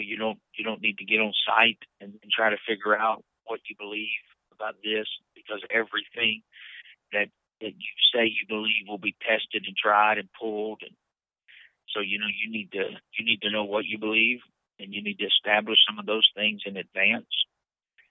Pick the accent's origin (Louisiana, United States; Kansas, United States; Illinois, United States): Louisiana, United States; Leesville; growing up in the South, the Bible Belt, you know, in Leesville, there's a church on every corner just about